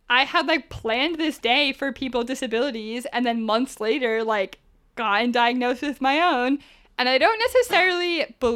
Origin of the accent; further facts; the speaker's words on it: Northeast, United States; now in San Diego, United States; Like, I came from the Northeast, so I landed in San Diego with like an attitude problem